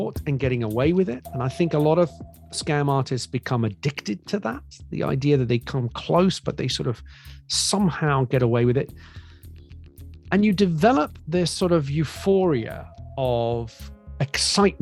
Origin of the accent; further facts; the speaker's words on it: Greece; moved away; I grew up in Greece.